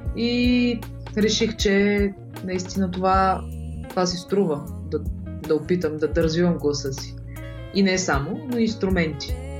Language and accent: Bulgarian; Shumen, Shumen Province, Bulgaria; moved away as an adult; now in Sofia, Bulgaria; тъй като съм от Шумен, а там няма музикално училище